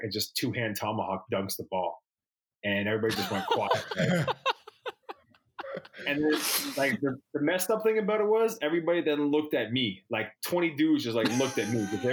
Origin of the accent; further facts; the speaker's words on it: Toronto, Ontario, Canada; It's my hometown